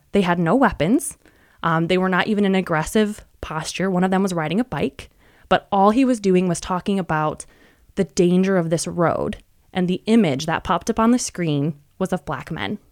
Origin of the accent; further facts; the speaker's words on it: West Michigan, United States; also born or lived in suburbs of Chicago; I was born and raised in West Michigan and still live in West Michigan